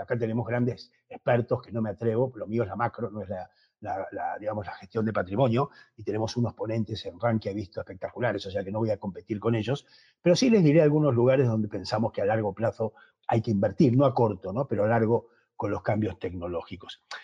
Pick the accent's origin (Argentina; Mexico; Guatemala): Argentina; accent: Argentine; moved away; also born or lived in United States / Spain; por mi acento que soy de origen argentino, aunque llevo muchos años en Estados Unidos y en España, me fui muy jovencito